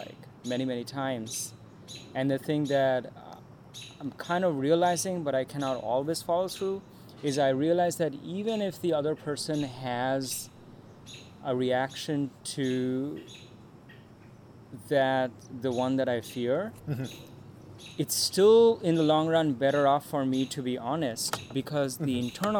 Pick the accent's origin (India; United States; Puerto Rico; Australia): India; moved away; when I was growing up in India